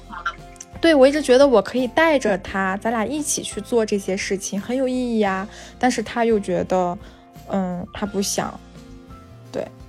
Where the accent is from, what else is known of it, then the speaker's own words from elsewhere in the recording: the Northwest, Northwest China, China; now in Chengdu, China; 我家是西北的